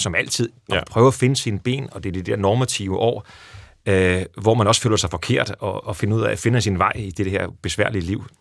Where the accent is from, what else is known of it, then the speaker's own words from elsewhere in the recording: Næstved, Zealand, Denmark; der hvor jeg voksede op i Næstved